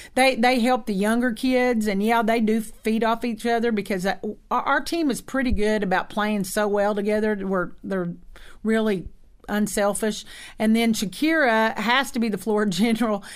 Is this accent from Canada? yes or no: no; Ardmore, Oklahoma, United States; moved away; also born or lived in Texas; We're both from Oklahoma, the Ardmore area